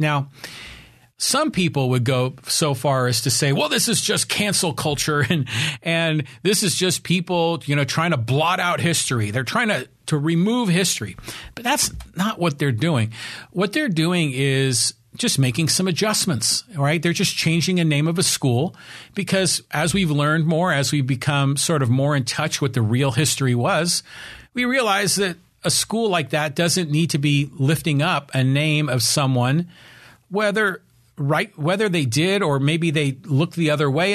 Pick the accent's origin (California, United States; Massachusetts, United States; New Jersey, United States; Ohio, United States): California, United States; Burlingame; also born or lived in San Francisco; I was born in San Francisco and I was raised on the peninsula up in the San Francisco Bay Area. I was raised in a city called Burlingame